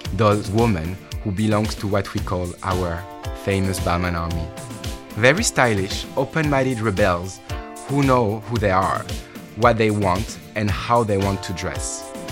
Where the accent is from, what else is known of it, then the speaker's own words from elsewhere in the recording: Bordeaux, Nouvelle-Aquitaine, France; Growing up in Bordeaux, perhaps the most bourgeois city in all of France